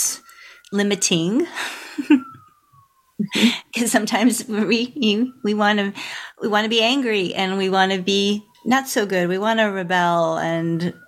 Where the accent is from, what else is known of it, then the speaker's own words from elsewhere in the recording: New England, United States; moved away as an adult; now in Texas, United States; I grew up in New England, and then moving down here to Texas in 2009, we move here